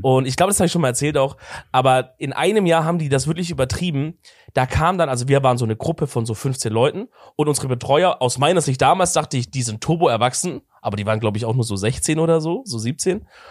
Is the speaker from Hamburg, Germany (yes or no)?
no; Swabia, Baden-Württemberg, Germany; ich komme halt aus dem Schorbeländle